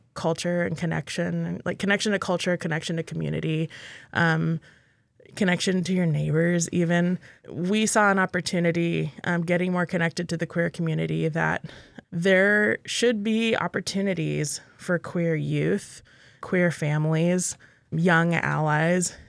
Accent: Texas, United States; now in Alaska, United States; my home state of Texas

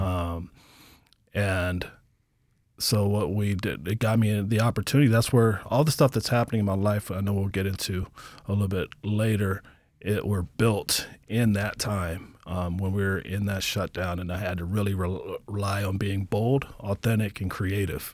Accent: Portland, Oregon, United States; also born or lived in Birmingham, Alabama; now in Anchorage, United States; I was born in Birmingham, Alabama, raised in Portland, Oregon, and I've lived here in Anchorage, Alaska for about twenty years

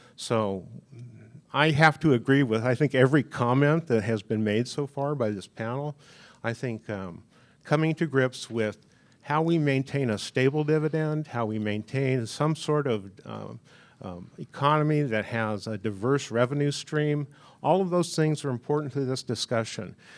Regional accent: Anchorage, Alaska, United States; also born or lived in Kodiak, Alaska; I grew up here in Anchorage

